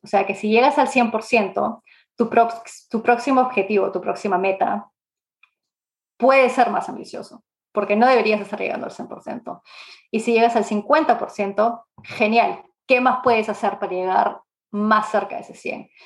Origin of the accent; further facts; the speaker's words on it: Lima, Peru; moved away as an adult; also born or lived in Canada; now in England, United Kingdom; yo nací en Lima, en Perú, y ah, en verdad hace 17 años que no vivo ahí. Me mudé a Canadá a los 18, 19 más o menos